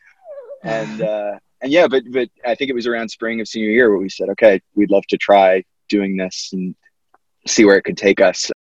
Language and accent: English; Connecticut, United States; I grew up in Connecticut